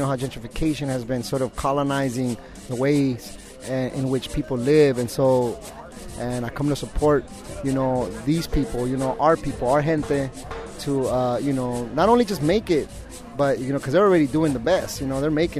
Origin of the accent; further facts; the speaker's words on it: Los Angeles, California, United States; moved away; I'm from Los Angeles